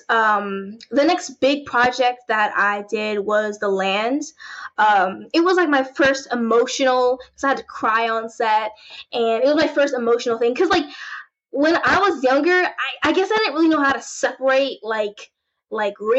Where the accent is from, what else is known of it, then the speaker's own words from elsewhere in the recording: Chicago, Illinois, United States; I was born in Chicago